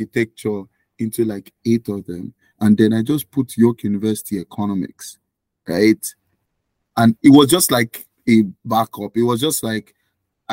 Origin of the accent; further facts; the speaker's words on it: Nigeria; now in Canada; I was born and raised in Nigeria